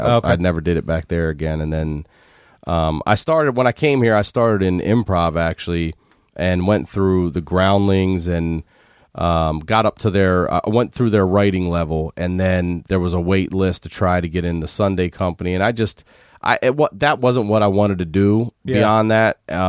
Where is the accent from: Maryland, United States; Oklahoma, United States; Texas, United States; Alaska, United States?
Maryland, United States; Baltimore; moved away as an adult; now in Los Angeles, United States; I'm originally from Baltimore.